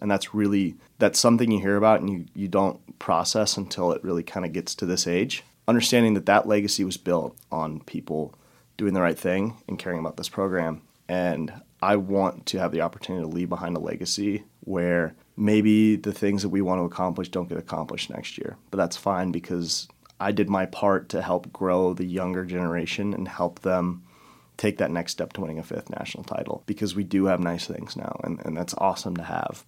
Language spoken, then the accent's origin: English; Chicago, Illinois, United States; moved away as an adult; also born or lived in Denver, Colorado; now in Sioux Falls, United States; I'm originally from Denver, went to high school in Chicago